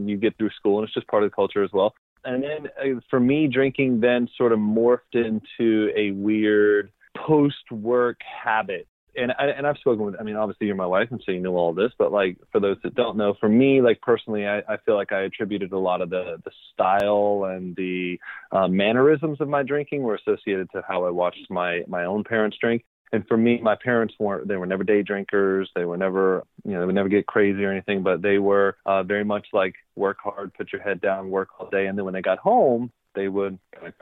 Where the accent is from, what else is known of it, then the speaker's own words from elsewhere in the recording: Fayetteville, North Carolina, United States; moved away as an adult; now in San Diego, United States; I'm originally from Fayetteville, North Carolina. I was born on the East Coast, spent some time there until I was about 22 to 23 years old.